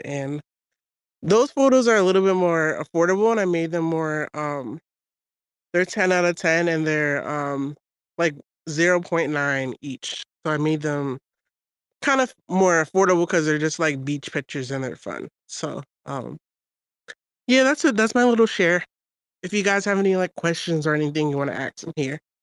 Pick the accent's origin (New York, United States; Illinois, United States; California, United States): New York, United States; now in Georgia, United States; from New York, but I live in Georgia now